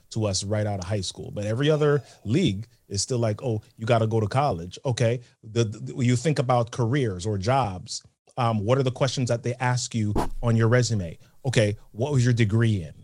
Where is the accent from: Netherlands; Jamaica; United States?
Jamaica; born or raised there; moved away